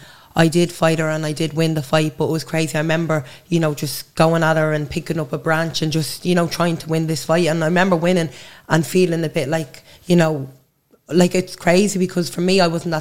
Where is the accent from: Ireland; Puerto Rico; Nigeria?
Ireland; Dublin, Leinster; now in Drimnagh, Dublin, Ireland; I grew up in Blanchardstown. I'm living in Drimna now